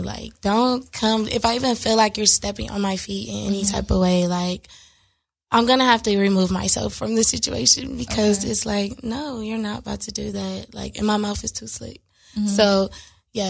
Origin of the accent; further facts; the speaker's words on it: Los Angeles, California, United States; I am born and raised in L.A., Crenshaw District to be exact